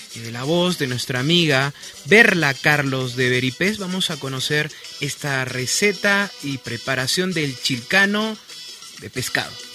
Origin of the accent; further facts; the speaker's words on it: Peru; somos peruanos